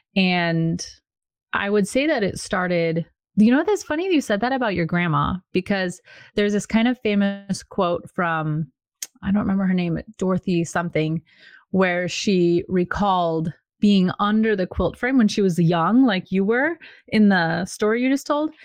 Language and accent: English; Washington, United States; moved away as an adult; now in Virginia, United States; when we moved from Washington State, where I grew up, so I was very well rooted